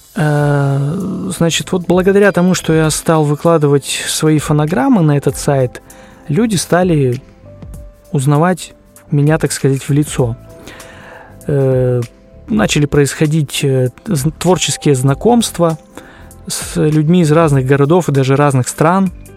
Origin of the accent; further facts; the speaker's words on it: Krasnoyarsk Krai, Russia; Я родился в России, в Красноярском крае, в небольшом поселке. Сейчас проживаю в городе Красноярске